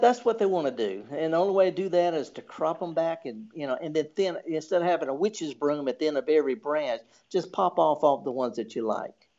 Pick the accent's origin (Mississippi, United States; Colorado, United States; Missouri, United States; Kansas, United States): Mississippi, United States; the Mississippi Delta, United States; in the Delta, of course, I'm from the Delta